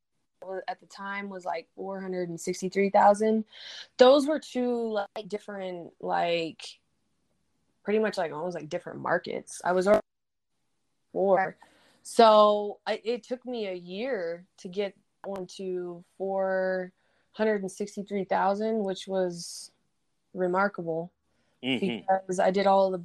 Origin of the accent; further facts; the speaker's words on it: California, United States; moved away as an adult; also born or lived in Bay Area, California / Georgetown, Texas; I grew up in California, and then I was in the Bay Area for 4 years before I moved out there